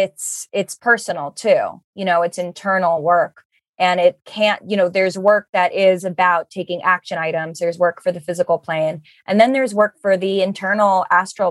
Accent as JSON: {"language": "English", "country": "United States", "said": "living in America, being an American"}